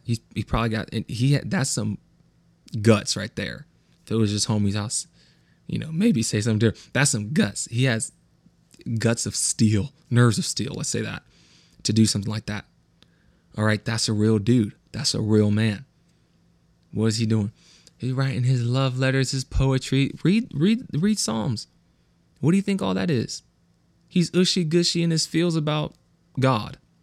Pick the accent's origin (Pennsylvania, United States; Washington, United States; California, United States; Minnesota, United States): California, United States; the Valley; accent: West Coast; I am from the Valley.